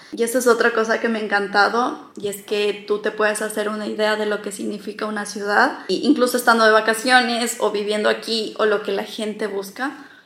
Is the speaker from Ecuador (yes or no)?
yes; Loja, Ecuador; also born or lived in Quito, Ecuador; now in Barcelona, Spain; yo soy ecuatoriana, soy de Loja, que es una ciudad al sur del Ecuador, pero viví mucho tiempo en Quito y ahora estoy viviendo en Barcelona